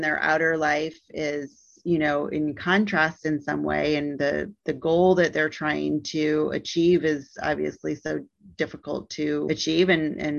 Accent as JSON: {"language": "English", "region": "Midwest", "country": "United States", "moved": "as an adult", "lives_now": "Alabama, United States", "said": "I've lived in the South for 17 years and have been in this position of being a Midwesterner"}